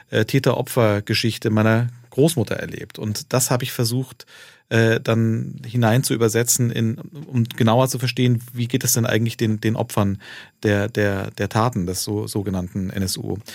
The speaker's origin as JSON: {"language": "German", "country": "Turkey", "said": "ob ich sozusagen als, als äh, äh ähm, Türke mit Migrationsgeschichte äh, äh, mich, also äh, mir vorstellen könnte"}